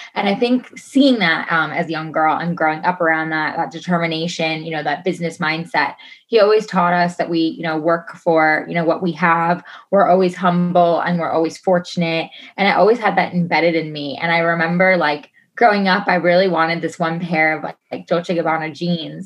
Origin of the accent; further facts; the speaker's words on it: New York, United States; moved away as an adult; I'm originally from New York. So um, I moved out here on my own 10 and a half years ago